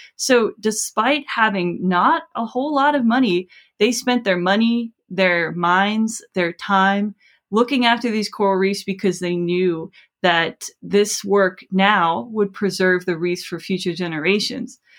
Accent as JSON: {"language": "English", "region": "South Florida", "country": "United States", "tie": "born or raised there", "said": "I grew up in South Florida"}